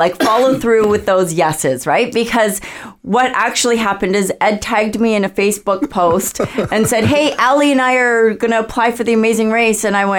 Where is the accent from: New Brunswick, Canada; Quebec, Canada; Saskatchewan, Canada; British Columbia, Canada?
British Columbia, Canada; Richmond; moved away as an adult; also born or lived in South Delta, BC; now in Comox Valley, Canada; I was born and raised in Richmond, BC. Yeah, and then raised my family in South Delta.